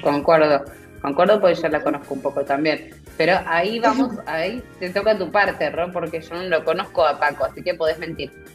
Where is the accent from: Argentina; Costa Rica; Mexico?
Argentina; somos argentinos